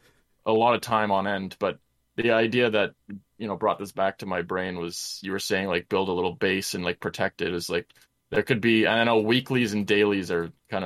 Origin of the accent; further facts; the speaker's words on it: Canada; born in the Great White North